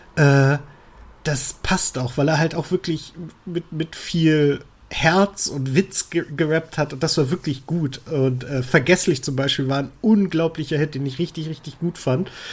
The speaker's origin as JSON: {"language": "German", "country": "Germany", "said": "als Deutscher"}